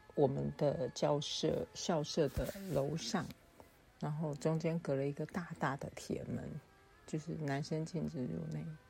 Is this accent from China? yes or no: no; Yilan County, Taiwan; moved away as an adult; also born or lived in Taipei / Hsinchu / Taichung; 我回到了我的家乡宜兰。那除了拜访亲友之外，我最，这一次最重要的目的就是要回到我的母校，复兴工商专校，也就是南洋技术学院，简称南技